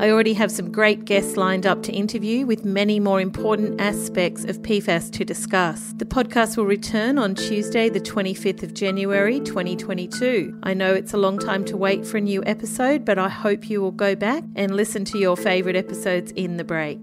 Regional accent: Australia; I'm an Australian journalist, freelance

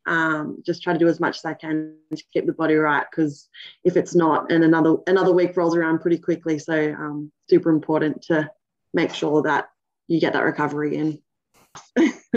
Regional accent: Cronulla, New South Wales, Australia; also born or lived in New Zealand; I was born in New Zealand. Um, I moved to Australia when I was three years old. So, um, you know, yeah, brought, brought up over here in Aussie. I've lived in Cronulla most of my life.

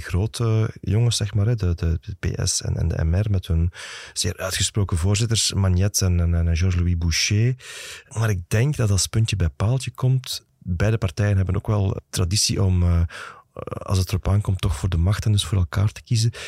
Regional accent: Flanders, Belgium; bij ons in Vlaanderen

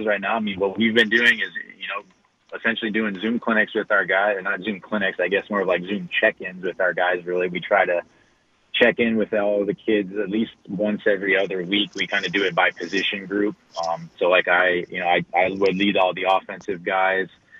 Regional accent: La Crosse, Wisconsin, United States; also born or lived in Kenosha, Wisconsin; I spent 3 years back in my hometown up in La Crosse at La Crosse Central

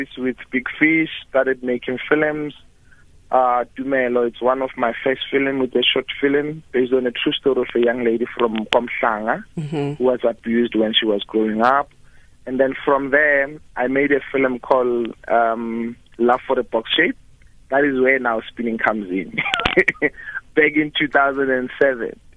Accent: Orange Farm, Gauteng, South Africa; I grew up in Orange Farm. That is where I did my primary school as well as my high school

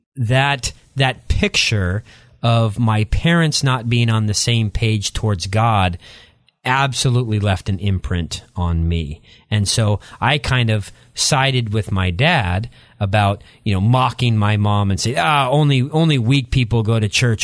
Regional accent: Eastern Washington, United States; moved away as an adult; also born or lived in La Grande, Oregon; And so I, I grew up there, then moved across the state line to Eastern Washington and grew up in a small community, um, outside of the Tri-Cities in Eastern Washington

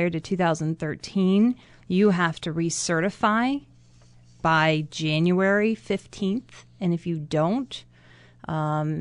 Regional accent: Niagara County, New York, United States; now in Genesee County, United States; Technically, I'm a Genesee County girl. I grew up in Niagara County

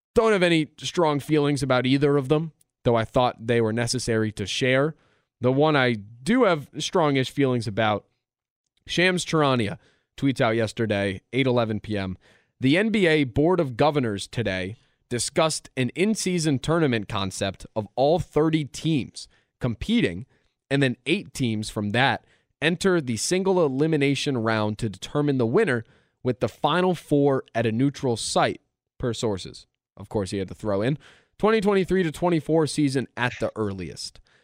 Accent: Philadelphia, Pennsylvania, United States; ten years old, growing up in Philadelphia

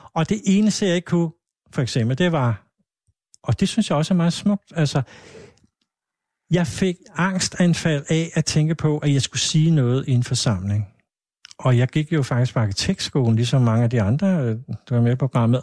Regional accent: Hvidovre, Capital Region of Denmark, Denmark; jeg er jo faktisk født i Hvidovre

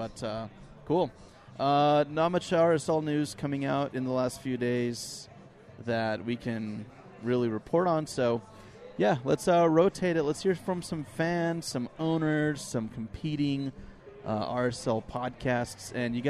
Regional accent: Kearns, Utah, United States; We're all from Kearns, dude.

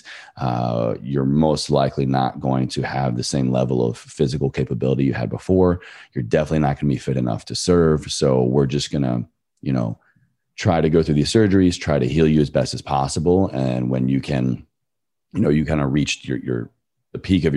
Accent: Virginia, United States; moved away as an adult; my home state of Virginia to just be with my family

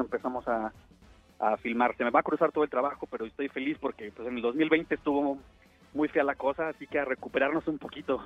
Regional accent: Mexico; yo nací en México y soy mexicano

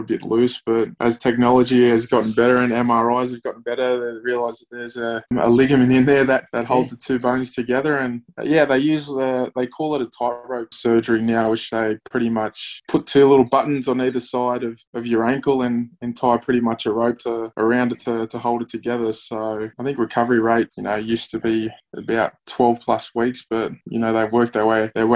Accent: Wollongong, New South Wales, Australia; I grew up in Wollongong.

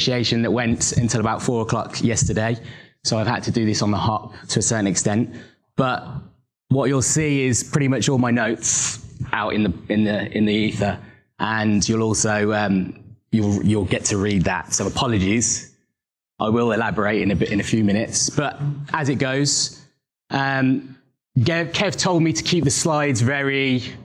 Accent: Coventry, West Midlands, United Kingdom; moved away as an adult; now in Birmingham, United Kingdom; I was born in Coventry, and I now live in Birmingham. I've lived in Birmingham for approximately

